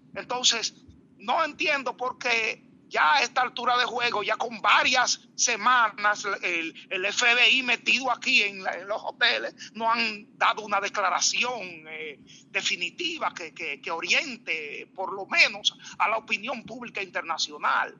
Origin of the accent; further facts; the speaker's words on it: Dominican Republic; como los dominicanos